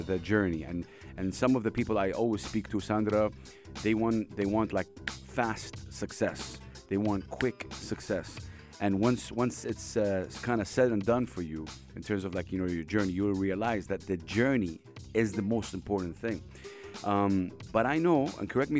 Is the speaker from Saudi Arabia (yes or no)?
yes; Saudi Arabia; I come from Saudi Arabia